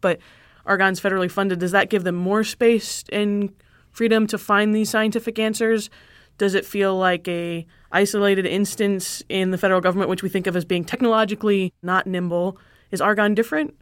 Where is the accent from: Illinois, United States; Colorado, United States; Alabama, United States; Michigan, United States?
Michigan, United States; I'm from Michigan